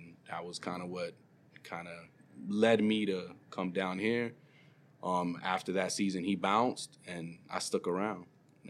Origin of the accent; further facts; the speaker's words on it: New York City, New York, United States; moved away as an adult; also born or lived in Orlando, Florida; now in Miami, United States; I'm born and raised in the Bronx, Highbridge, West Side. Lived there, went through high school in the city, Manhattan, but always lived in the Bronx.